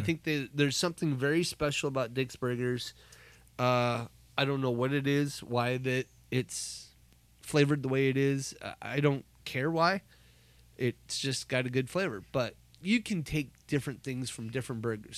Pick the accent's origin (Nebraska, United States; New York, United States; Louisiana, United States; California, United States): Nebraska, United States; Omaha; Growing up in Nebraska. I grew up in Omaha